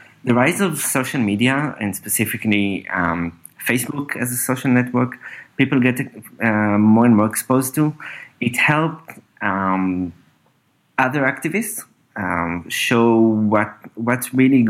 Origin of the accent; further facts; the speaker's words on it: Northern District, Israel; also born or lived in Berlin / San Francisco; now in Tel Aviv, Israel; I grew up, in Israel, in the north part of Israel. I'm now in Tel Aviv for the last few years.